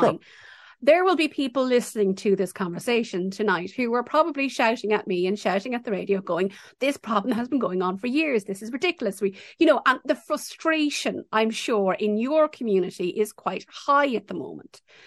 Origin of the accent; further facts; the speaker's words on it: Ireland; growing up in Ireland